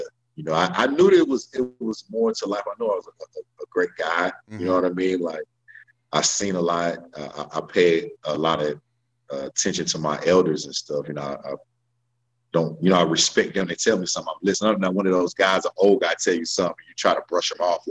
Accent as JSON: {"language": "English", "town": "Raleigh", "region": "North Carolina", "country": "United States", "tie": "born or raised there", "said": "I'm from Raleigh, North Carolina. But we didn't travel and stuff growing up"}